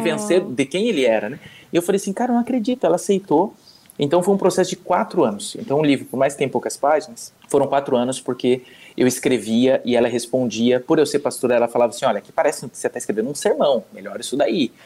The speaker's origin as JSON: {"language": "Portuguese", "town": "Curitiba", "region": "Paraná", "country": "Brazil", "moved": "as an adult", "lives_now": "Spain", "said": "sou curitibano"}